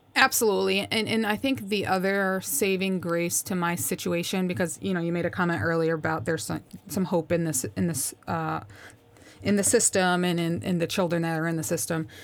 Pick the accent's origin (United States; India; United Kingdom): United States; Schenectady, New York; moved away; also born or lived in Tampa; Grew up in Schenectady, New York, which is just outside of Albany